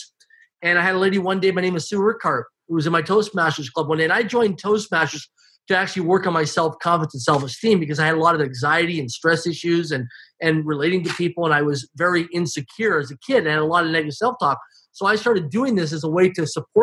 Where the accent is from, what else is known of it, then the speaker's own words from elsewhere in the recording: Swift Current, Saskatchewan, Canada; I grew up in Swift Current, Saskatchewan, Canada, less than 20,000 people in population, a small community.